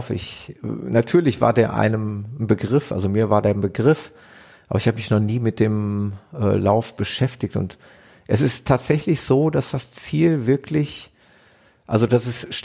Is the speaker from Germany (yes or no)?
no; Norway; German is a second language; also born or lived in near Zurich, Switzerland (birthplace); Ja, bin ich.